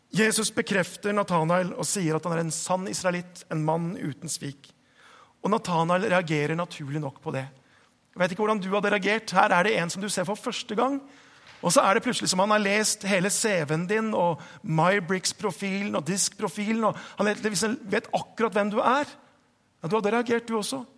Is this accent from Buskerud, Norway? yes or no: yes; Hokksund, Buskerud, Norway; moved away; jeg vokste opp på, på Østlandet. Jeg vokste opp i Hokksund.